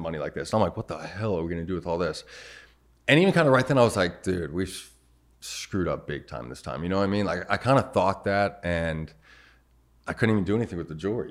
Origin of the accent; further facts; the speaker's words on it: Arizona, United States; Born and raised in Arizona.